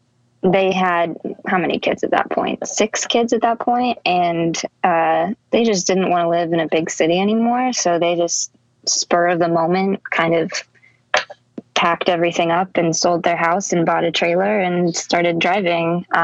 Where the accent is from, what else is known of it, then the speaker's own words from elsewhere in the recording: Long Beach, California, United States; born there; also born or lived in Texas; I was born in Long Beach, California. Family, I grew up in a huge family. I have seven siblings, I think. We lived in a travel trailer for a while, ended up in Texas, and from there I moved to Austin and started doing music.